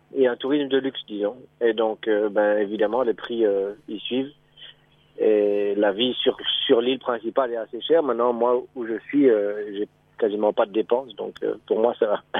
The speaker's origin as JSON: {"language": "French", "country": "Belgium", "also_born_or_lived": "Mauritius", "moved": "as an adult", "lives_now": "Seychelles", "said": "ça fait trois ans maintenant que que oui, j'ai quitté la Belgique"}